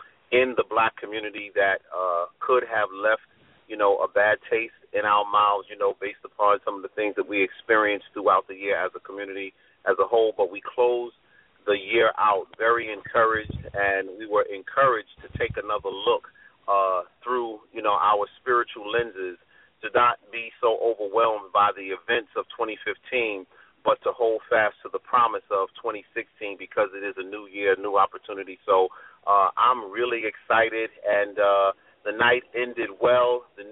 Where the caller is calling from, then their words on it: New York City, New York, United States; I'm calling from Brooklyn.